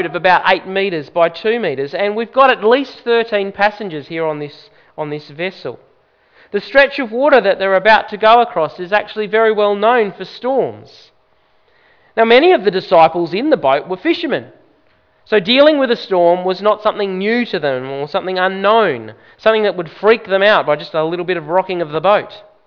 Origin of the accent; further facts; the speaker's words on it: Brisbane, Queensland, Australia; I grew up in Queensland, in Brisbane